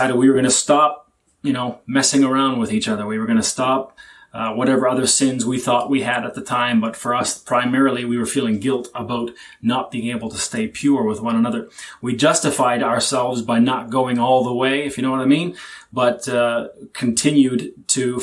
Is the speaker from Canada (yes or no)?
yes; Canada; I was born and raised in Canada